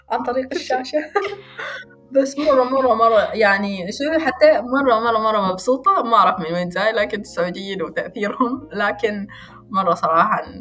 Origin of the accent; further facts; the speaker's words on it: Rustaq, South Al Batinah, Oman; لان انا مش مش من مسقط يعني كذا لهجتي مش مسقط مسقط لا أنا من من منطقة اسمها الرستاق ونحن هناك لهجتنا آه، شوية مختلفة